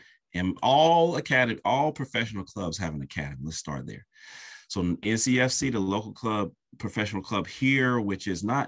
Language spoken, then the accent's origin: English; United States; now in London, United Kingdom; But I have lived in London for over a decade, and then I am American.